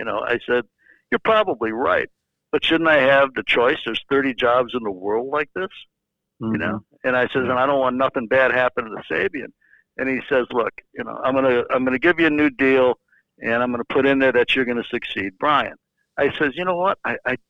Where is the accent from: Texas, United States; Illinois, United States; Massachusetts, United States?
Illinois, United States; Chicago; now in Manhattan Beach, United States; I did grow up there, and my first baseball gig was with my hometown team.